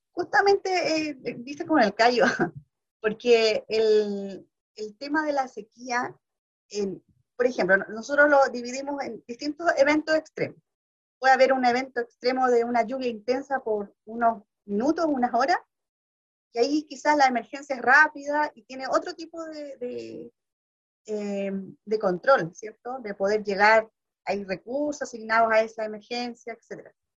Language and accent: Spanish; Valparaíso, Chile; yo soy de Valparaíso